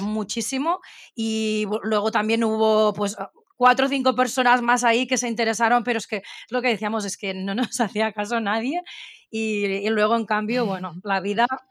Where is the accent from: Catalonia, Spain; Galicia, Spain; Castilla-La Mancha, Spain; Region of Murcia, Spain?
Catalonia, Spain; Barcelona; las dos somos catalanas de aquí Barcelona